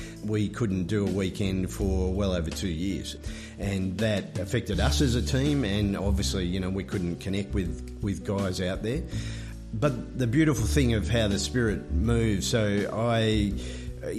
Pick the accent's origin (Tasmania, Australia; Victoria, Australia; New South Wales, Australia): New South Wales, Australia; Moama; I'm from Moama, so I'm still in New South Wales